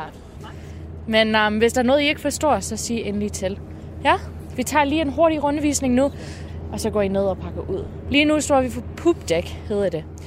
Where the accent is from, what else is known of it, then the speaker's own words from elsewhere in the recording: Canada; Danish is a second language; now in Denmark; Jeg er fra Kanada